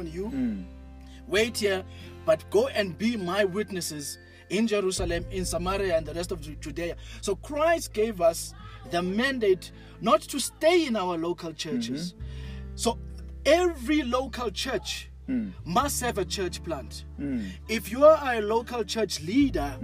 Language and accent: English; Mpumalanga, South Africa; When I grew up in Cape Town, Mpumalanga